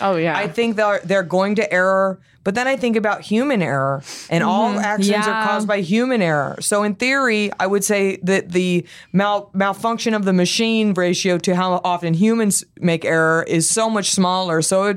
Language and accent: English; Dallas, Texas, United States; there's a Tesla store in North Park Mall in Dallas, which is like a big fancy mall in my hometown.